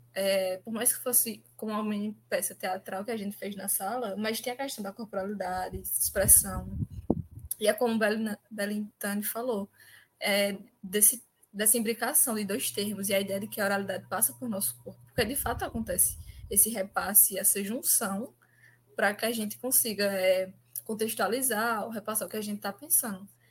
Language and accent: Portuguese; Arcoverde, Pernambuco, Brazil; Como eu sou de Arco Verde, a gente tem muita questão do samba de popular